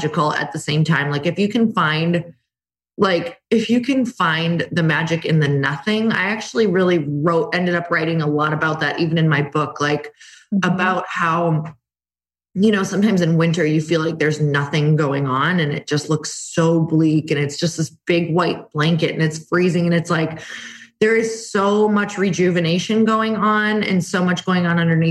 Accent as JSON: {"language": "English", "region": "Midwest", "country": "United States", "also_born_or_lived": "California", "moved": "as an adult", "lives_now": "Arizona, United States", "said": "I'm from the Midwest. I am from the snow, 30 years in the snow"}